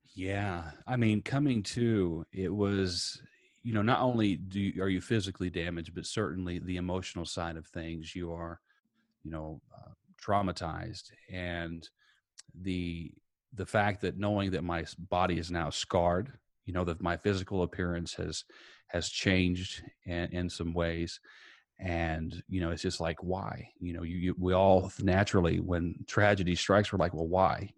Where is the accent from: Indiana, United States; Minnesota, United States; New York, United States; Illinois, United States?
Indiana, United States; Princeton; my hometown was Princeton, Indiana, uh, just a little bit south of Evansville, uh, grew up there